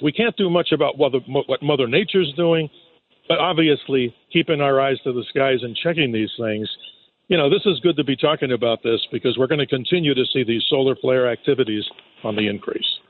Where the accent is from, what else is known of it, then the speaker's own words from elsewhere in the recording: New York City, New York, United States; I'm a New Yorker. I grew up in. Uh, right down in Rockaway Beach there